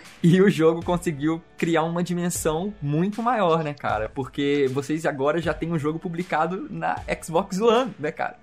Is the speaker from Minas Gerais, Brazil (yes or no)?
yes; Belo Horizonte, Minas Gerais, Brazil; Nós somos né, mineiros, somos de Belo Horizonte.